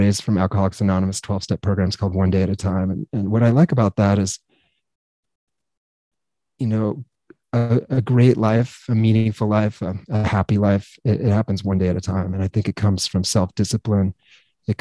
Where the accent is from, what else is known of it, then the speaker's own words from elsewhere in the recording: Grand Junction, Colorado, United States; I grew up in Grand Junction, Colorado